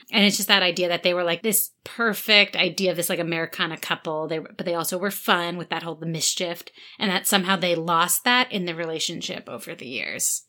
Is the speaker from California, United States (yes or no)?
no; New York, United States; we're from New York